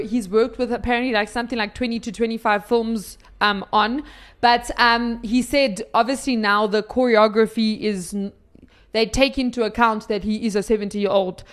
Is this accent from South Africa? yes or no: yes; South Africa; we're South African